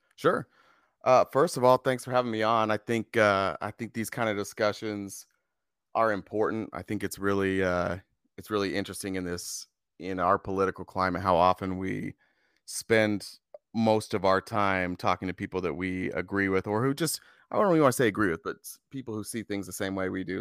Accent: Lindon, Utah, United States; now in Arizona, United States; I grew up in Utah in a little town called Linden. It's a suburb about forty minutes south of Salt Lake City.

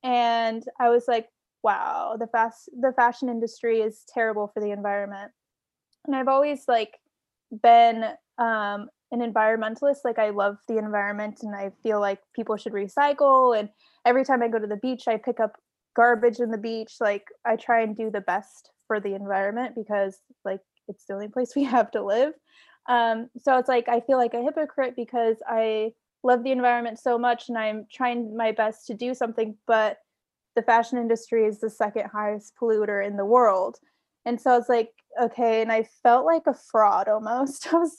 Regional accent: Washington, United States; Washington State.

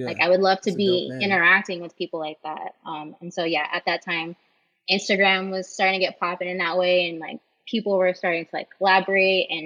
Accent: San Diego, California, United States; moved away as an adult; I'm born and raised in San Diego. And up until 2 years ago, that's where I just always was.

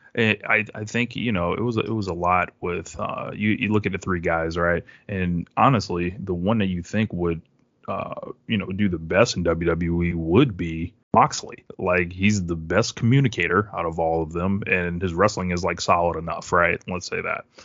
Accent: Springfield, Massachusetts, United States; I'm from Springfield, Massachusetts originally

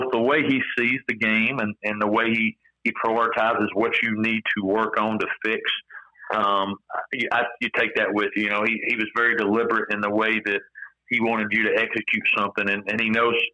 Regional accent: East Tennessee, United States; moved away; I'm from Tennessee originally. I'm from East Tennessee

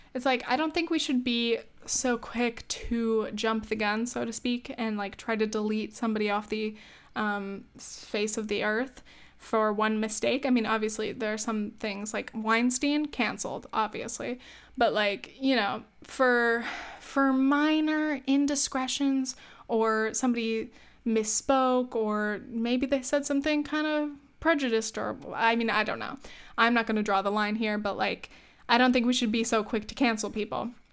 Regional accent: United States; I'm glad to be an American

